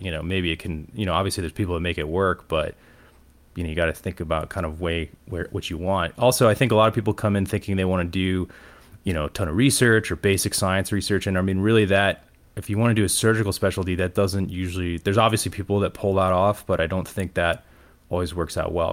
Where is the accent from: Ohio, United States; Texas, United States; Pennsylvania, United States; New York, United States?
Ohio, United States; Cleveland; moved away as an adult; also born or lived in Toledo, Ohio; now in Atlanta, United States; I grew up in Cleveland, Ohio, in the suburbs